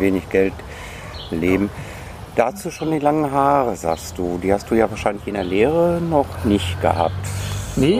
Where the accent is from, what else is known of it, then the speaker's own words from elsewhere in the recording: North Rhine-Westphalia, Germany; Ich bin ja Westfale